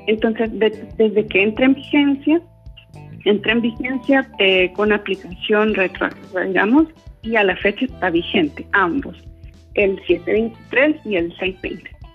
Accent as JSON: {"language": "Spanish", "country": "El Salvador", "said": "como población salvadoreña"}